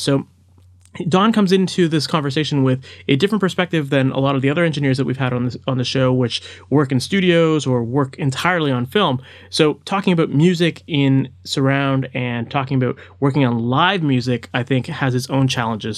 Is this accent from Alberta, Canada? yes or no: no; Toronto, Ontario, Canada; I'm from Toronto